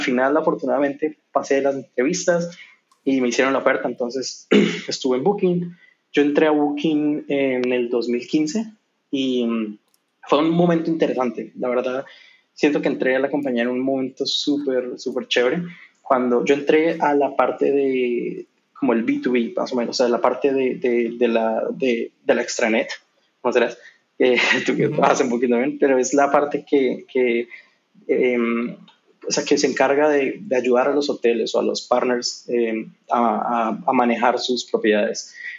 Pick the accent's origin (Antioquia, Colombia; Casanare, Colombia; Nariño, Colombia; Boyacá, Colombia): Casanare, Colombia; Yopal; moved away as an adult; also born or lived in Bogotá, Colombia / Spain; now in Amsterdam, Netherlands; Yo soy de, es un, un pueblo no muy grande, o en esa, cuando yo nací no era muy grande, ahora ya es una ciudad un poco más grande, en el, en el oriente de Colombia, se llama Yopal.